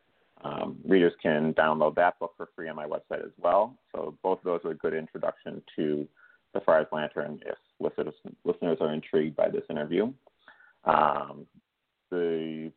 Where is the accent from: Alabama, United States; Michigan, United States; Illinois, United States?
Illinois, United States; Chicago; my hometown of Chicago